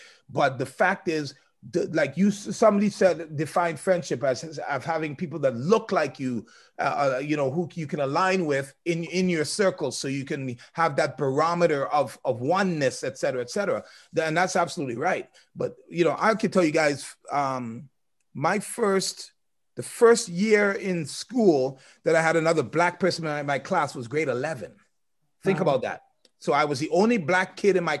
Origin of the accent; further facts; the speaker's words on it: Trinidad & Tobago; me as a Trinidadian who is indirectly African